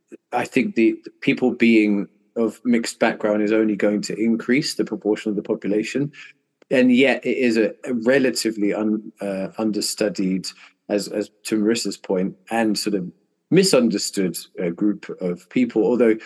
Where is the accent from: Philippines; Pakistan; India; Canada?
Philippines; But for some reason, Asian feels very strange to me to be ticking that box because I'm from the Philippines.